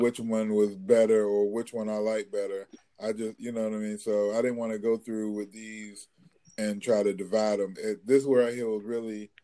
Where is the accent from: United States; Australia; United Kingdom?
United States; Wilmington, North Carolina; I actually grew up right down the street from him